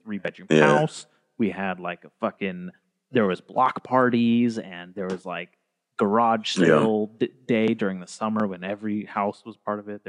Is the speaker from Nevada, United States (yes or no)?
no; Arroyo Grande, California, United States; also born or lived in Nipomo, California; I was born here, but I grew up in Napomo and like Arroyo Grande.